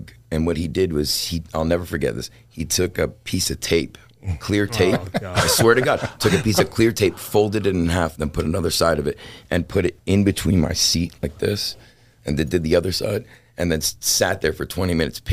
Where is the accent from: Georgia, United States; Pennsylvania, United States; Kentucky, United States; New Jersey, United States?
Georgia, United States; Atlanta; I'm actually born and raised in Atlanta. So I grew up right outside of Atlanta, Georgia, in a little spot called Gwinnett County